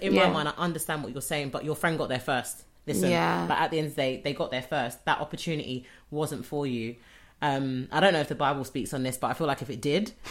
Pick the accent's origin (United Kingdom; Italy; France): United Kingdom; Bermondsey, London; We're from Bermondsey, so we know.